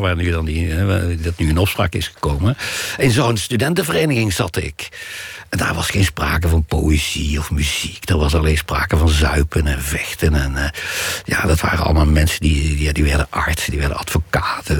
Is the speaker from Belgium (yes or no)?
no; Ravenstein, North Brabant, Netherlands; born or raised there